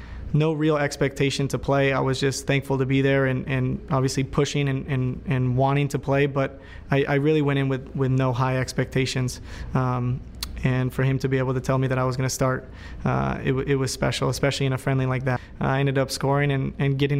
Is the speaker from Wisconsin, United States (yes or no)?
no; Chula Vista, California, United States; Growing up in San Diego, you know, there's so many Latinos